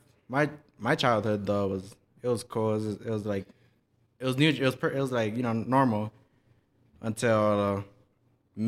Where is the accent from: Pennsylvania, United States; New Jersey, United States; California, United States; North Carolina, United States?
California, United States; Lennox; I'm from Inglewood, California, specifically Lenox